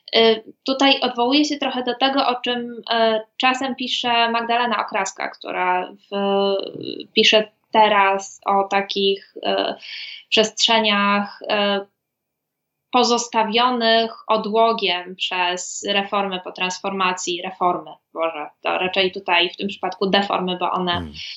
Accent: border area of Katowice and Mikołów, Silesian Voivodeship, Poland; ja zresztą też pochodzę mm, z takiego pogranicznego rejonu Katowic i Mikołowa. Przez, przez pewien czas mieszkałam po stronie katowickiej, a potem po stronie mikołowskiej

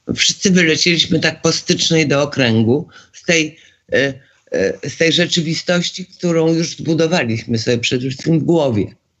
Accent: Poland

